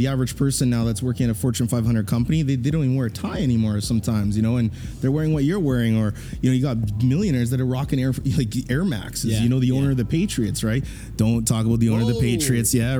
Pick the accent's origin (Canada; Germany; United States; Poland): Canada; Edmonton, Alberta; I'm a proud Canadian